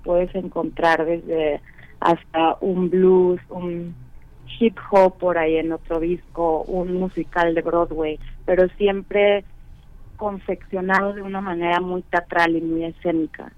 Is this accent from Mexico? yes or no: yes; Guadalajara, Jalisco, Mexico; moved away as an adult; now in Mexico City, Mexico; nosotros ya no vivimos ahí desde el 2010. Ahora sí que somos, ah, ya somos de la Ciudad de México